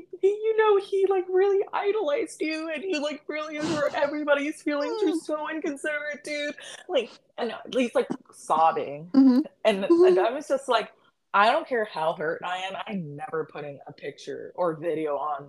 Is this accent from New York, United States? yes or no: yes; New York, United States; I am from New York